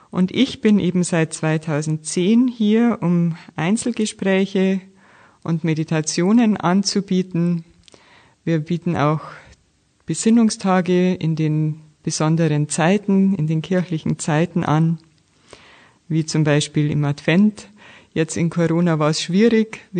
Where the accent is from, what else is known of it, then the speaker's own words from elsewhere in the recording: Munich, Bavaria, Germany; now in Jena, Germany; Ursprünglich komme ich aus München, dort war ich auch Lehrerin.